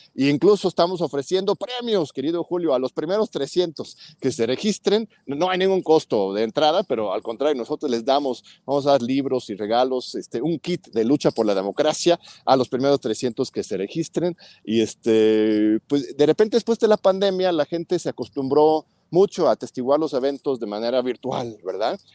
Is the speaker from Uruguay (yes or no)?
no; Mexico; como mexicanos